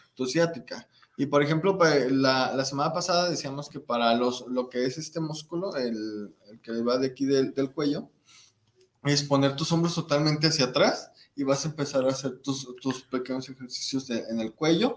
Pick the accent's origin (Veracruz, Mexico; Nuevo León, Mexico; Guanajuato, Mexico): Guanajuato, Mexico; Celaya; moved away as an adult; now in Guadalajara, Mexico; Yo soy de Celaya, Guanajuato